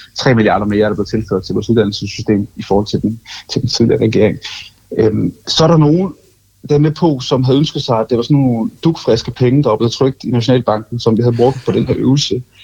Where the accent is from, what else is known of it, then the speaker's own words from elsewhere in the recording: Funen, Southern Denmark, Denmark; jeg som fynbo